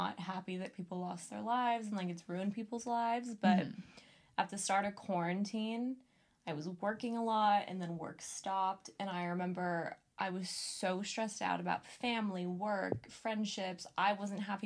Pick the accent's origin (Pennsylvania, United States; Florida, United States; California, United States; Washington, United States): California, United States; Southern; we're literally from Southern California, from the suburbs